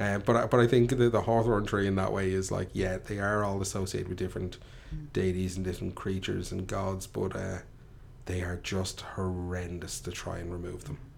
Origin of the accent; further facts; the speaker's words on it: Ireland; I grew up in Tallinn